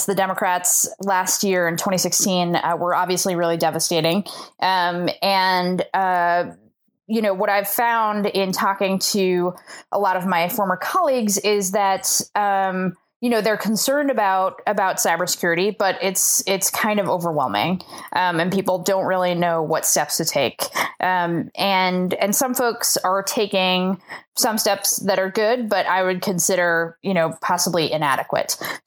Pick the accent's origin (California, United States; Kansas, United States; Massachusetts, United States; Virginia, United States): Massachusetts, United States; Boston; moved away as an adult; also born or lived in Chicago / South Dakota; I'm originally from Boston